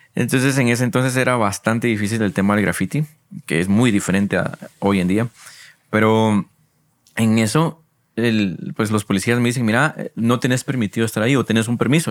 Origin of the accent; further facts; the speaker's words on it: San Marcos, Guatemala; moved away as an adult; now in Guatemala City, Guatemala; Porque yo soy de San Marcos. Yo nací allá, estuve estudiando hasta el diversificado en San Marcos y por la universidad fue que me mudé aquí a Guatemala.